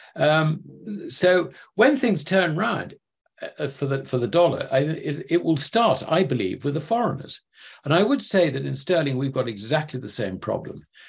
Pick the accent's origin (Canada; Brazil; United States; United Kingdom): United Kingdom; sitting as a Brit